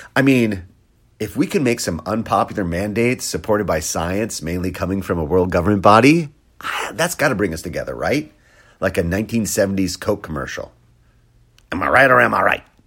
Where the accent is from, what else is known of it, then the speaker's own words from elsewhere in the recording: Wisconsin, United States; I grew up in Wisconsin